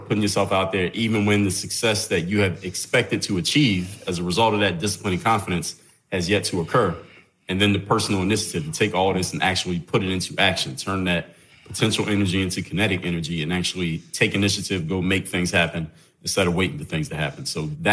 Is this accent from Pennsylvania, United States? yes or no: yes; Philadelphia, Pennsylvania, United States; now in Miami, United States; I come from the city of Philadelphia, PA. Live in South Florida now, Miami. But growing up in Philly